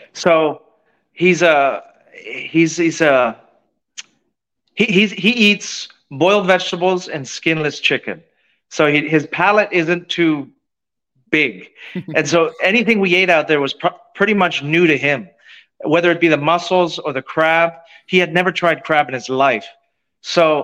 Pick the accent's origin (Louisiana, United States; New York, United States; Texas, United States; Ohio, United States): Ohio, United States; Youngstown; moved away; I grew up in Youngstown, Ohio, kind of a steel town in the Rust Belt.